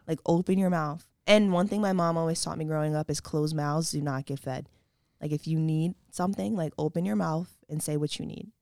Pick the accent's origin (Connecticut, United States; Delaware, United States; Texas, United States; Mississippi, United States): Delaware, United States; Wilmington; also born or lived in Westchester, New York; I am from the beautiful Wilmington, Delaware